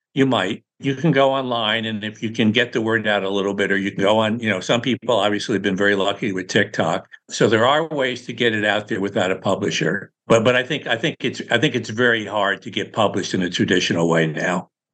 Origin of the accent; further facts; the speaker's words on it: Newburgh, New York, United States; now in Palm Beach, United States; Newburgh, New York, my hometown, man, where my mom was